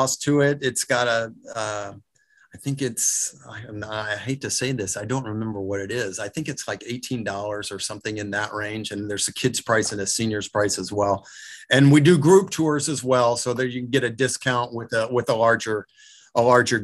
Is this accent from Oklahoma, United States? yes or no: yes; Oklahoma, United States; I'm from Oklahoma and went to the University of Oklahoma.